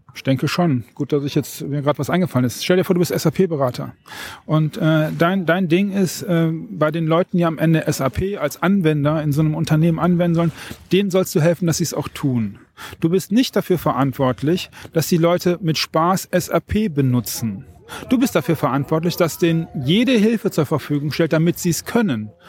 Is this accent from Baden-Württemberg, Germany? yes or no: no; North Rhine-Westphalia, Germany; ich komme vom Niederrhein